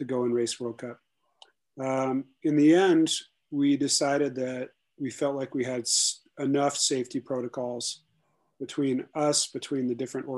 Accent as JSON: {"language": "English", "region": "Alaska", "country": "United States", "moved": "yes", "lives_now": "Sun Valley, United States", "said": "I'm originally from Alaska, but I live in the Sun Valley, Idaho area"}